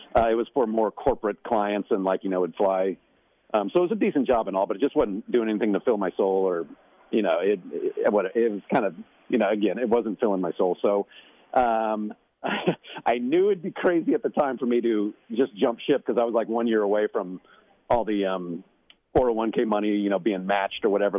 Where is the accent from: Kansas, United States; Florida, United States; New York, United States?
Kansas, United States; Overland Park; moved away; I grew up in Kansas City area